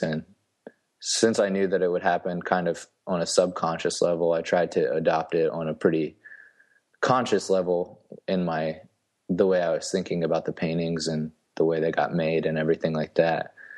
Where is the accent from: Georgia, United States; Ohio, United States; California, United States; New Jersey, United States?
Ohio, United States; St. Marys; moved away as an adult; also born or lived in Cincinnati, Ohio / Kansas City; now in Huntsville, Texas, United States; I'm from a small town called Saint Mary's, Ohio. It's pretty much right in the middle of the state.